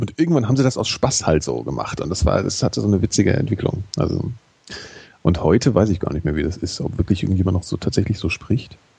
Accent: Frankfurt, Hesse, Germany; ich habe sehr viel Basketball gespielt früher als Jugendlicher in Frankfurt

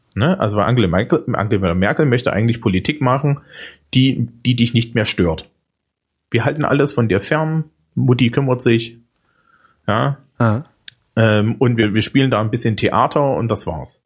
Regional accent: East Germany, Germany; Bei uns im Osten

